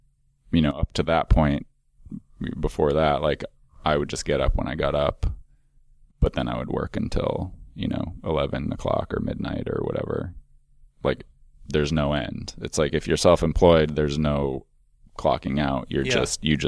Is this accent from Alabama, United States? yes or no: no; Minneapolis, Minnesota, United States; also born or lived in Chicago; now in Portland, United States